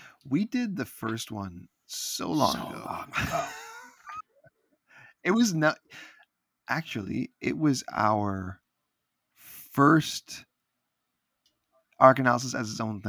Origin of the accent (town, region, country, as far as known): Canada